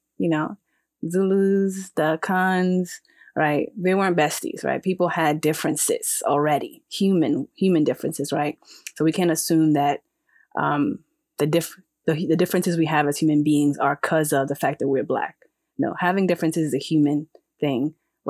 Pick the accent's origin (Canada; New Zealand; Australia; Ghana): Ghana; So I'm not a Black woman in Ghana, right? I am a Khan. I have roots and history.